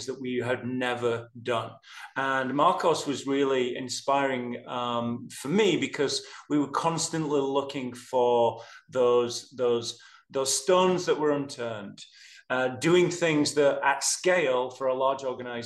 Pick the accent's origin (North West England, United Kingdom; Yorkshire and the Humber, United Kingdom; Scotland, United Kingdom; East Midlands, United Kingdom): Yorkshire and the Humber, United Kingdom; moved away as an adult; now in Atlanta, United States; I'm a Yorkshireman